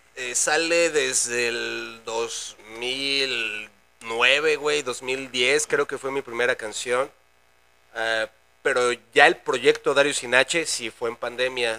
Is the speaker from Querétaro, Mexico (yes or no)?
yes; Querétaro, Mexico; also born or lived in Naucalpan (Ciudad Satélite), State of Mexico; tengo 28 años, güey, siendo queretano